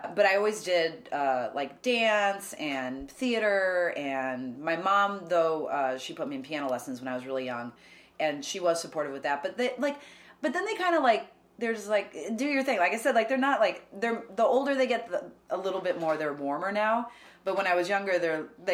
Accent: Chicago suburbs, Illinois, United States; moved away as an adult; also born or lived in Oklahoma; Born in Chicago. Lived there for like the first 3-4 years of my life. And then my parents moved us to the suburbs where they still live. They're like 45 minutes outside the city

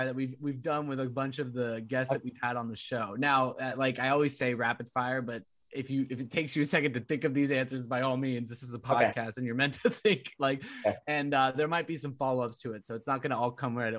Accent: Orange County, California, United States; I grew up in Orange County

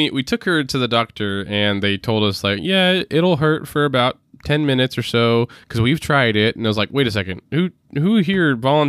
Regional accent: Texas, United States; yeah, you know, we're all we're from Texas. We brand cows.

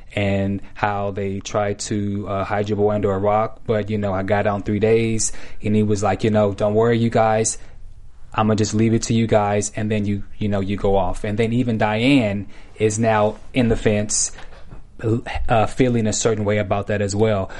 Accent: Bay Area, California, United States; I'm from the Bay

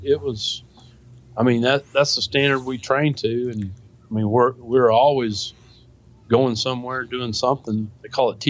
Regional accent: United States; I was like, holy cow, I'm glad I'm an American.

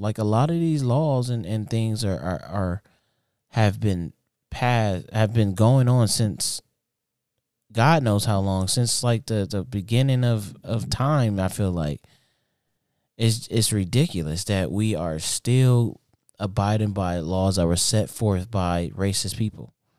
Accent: United States

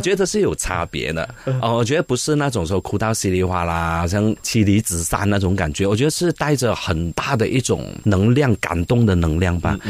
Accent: Malaysia; 我们是马来西亚人

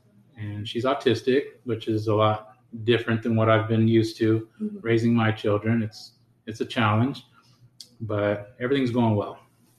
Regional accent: Lemoore, California, United States; moved away as an adult; So from there, we finally decided that me and the kids would move back to my hometown, which is Lemoore. And we've been living there since 2011, November of 2011. So already, what, 10 years that we've been out there.

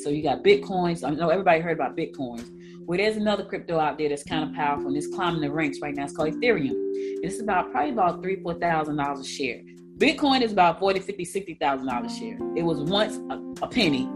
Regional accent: New Jersey, United States; also born or lived in Georgia; I was born in Georgia, but I was raised in Jersey.

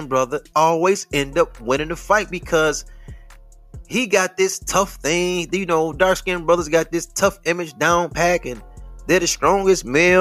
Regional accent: Detroit, Michigan, United States; I'm from Detroit

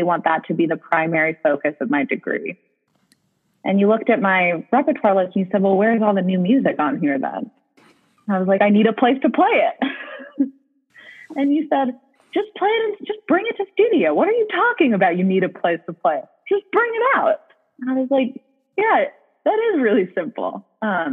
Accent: New York, United States; moved away as an adult; also born or lived in Michigan; I'm from New York. You mentioned that I applied to mostly schools in New York. I was very afraid of leaving New York.

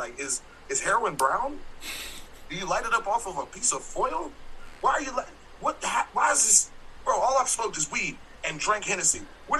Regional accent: Tulsa, Oklahoma, United States; moved away; I grew up in Tulsa.

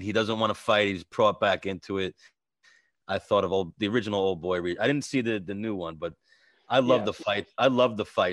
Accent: New York, United States; also born or lived in Brooklyn; I grew up in New York

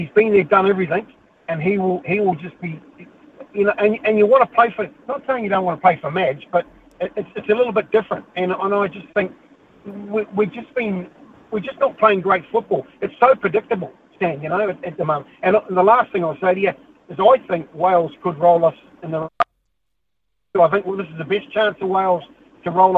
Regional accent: New Zealand; Being a Kiwi

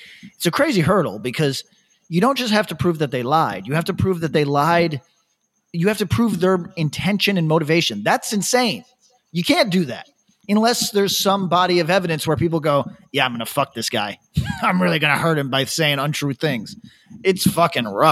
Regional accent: upstate New York, United States; moved away as an adult; now in Australia; upstate New York

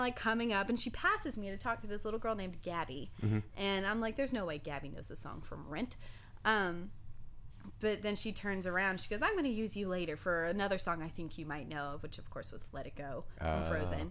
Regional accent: Durham, North Carolina, United States; also born or lived in Tifton, Georgia; now in Nashville, United States; I grew up in Durham, North Carolina.

